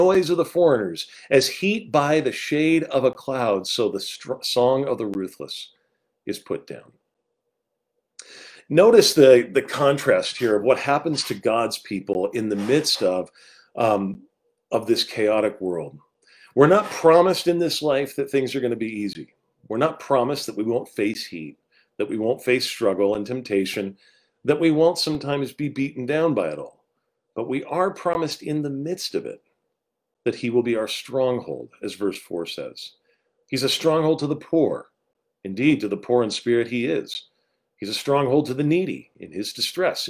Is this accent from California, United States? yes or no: yes; Rancho Cucamonga, California, United States; moved away; also born or lived in East Coast; I grew up in Southern California, about 45 minutes outside of Los Angeles in a city named Rancho Cucamonga